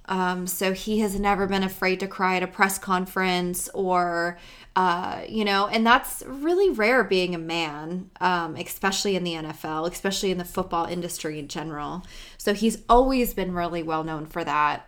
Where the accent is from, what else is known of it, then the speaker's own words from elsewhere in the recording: United States; being an American